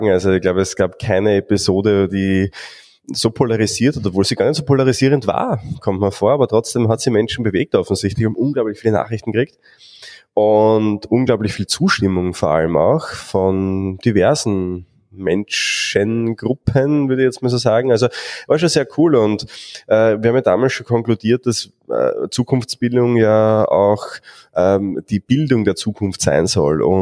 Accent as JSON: {"language": "German", "country": "Austria", "said": "welche Themen so in der Vergangenheit aufgetaucht sind bei uns in Österreich"}